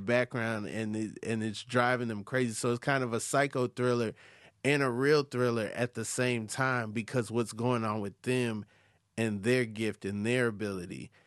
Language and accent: English; the South, United States; I'm from the South